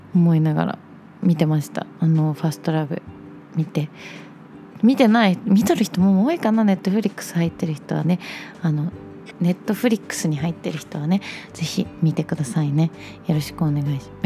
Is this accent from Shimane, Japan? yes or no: yes; Shimane, Japan; moved away; 私の地元島根県